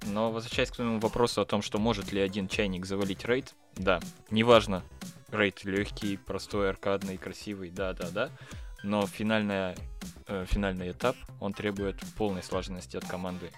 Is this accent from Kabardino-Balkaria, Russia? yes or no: no; Yekaterinburg, Sverdlovsk Oblast, Russia; я из Екатеринбурга сам